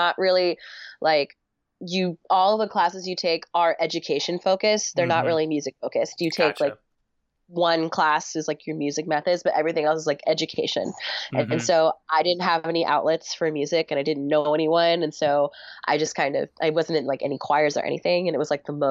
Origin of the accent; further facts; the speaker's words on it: the Bay Area, California, United States; moved back home. I'm from California, the Bay Area